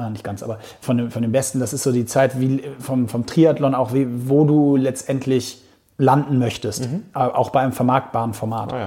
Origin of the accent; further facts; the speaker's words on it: Hamburg, Germany; für einen gebürtigen Hamburger